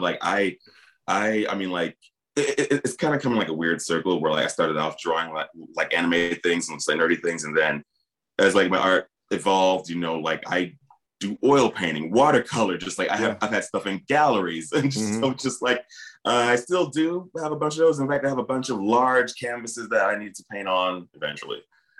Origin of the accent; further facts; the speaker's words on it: Peoria, Illinois, United States; I did do one mural in my hometown of Peoria, Illinois, although I'm not excited about it now.